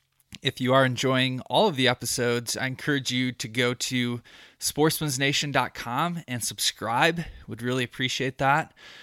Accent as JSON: {"language": "English", "region": "Michigan", "country": "United States", "tie": "born or raised there", "said": "when I first started hunting here and growing up in Michigan, we just didn't have all the different kind of spectrums that go into hunting different seasons"}